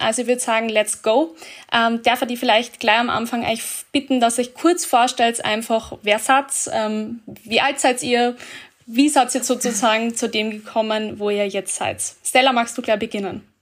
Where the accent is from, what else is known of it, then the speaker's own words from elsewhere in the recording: Austria; bei uns in Österreich